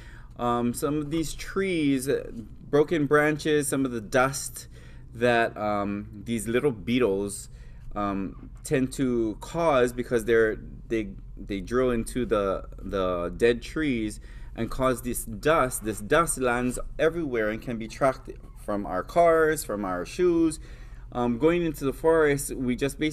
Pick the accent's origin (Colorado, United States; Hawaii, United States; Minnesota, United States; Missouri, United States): Hawaii, United States; Hawaii Island, United States; I come from Hawaii Island, which is the island that is known for lehua. It's also the island that has the most cases of rapid ohia death. I grew up making lehua